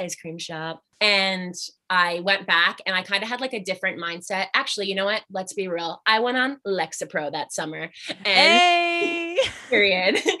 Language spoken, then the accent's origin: English; Albany, New York, United States; moved away; I am originally from Albany, New York.